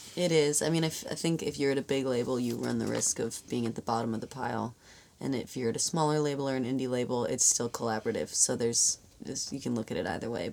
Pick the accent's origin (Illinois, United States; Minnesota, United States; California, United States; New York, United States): California, United States; Los Angeles; I'm from